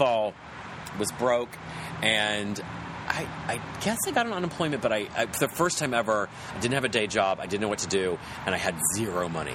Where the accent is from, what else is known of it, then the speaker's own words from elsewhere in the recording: West Virginia, United States; moved away; I'm from West Virginia. And it's a mix of everything because I grew up right below the Mason-Dixon line